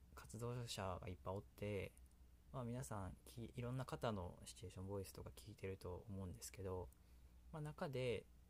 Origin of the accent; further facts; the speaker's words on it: Kansai, Japan; accent: Kansai dialect; 私関西弁っていうのでほとんどやってますので